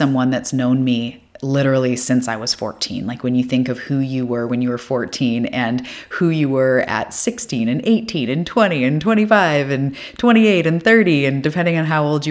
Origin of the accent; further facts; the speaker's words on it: Vancouver Island, British Columbia, Canada; I am from Vancouver Island, which is off the west coast of Canada.